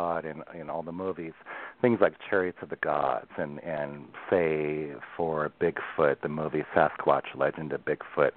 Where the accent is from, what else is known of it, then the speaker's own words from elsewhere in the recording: Newberg, Oregon, United States; also born or lived in Newport, Oregon; I was born in the Pacific Northwest. I was born down in Newport, Oregon. And then we moved inland when I was about 2 years old to Newburgh, just west of Portland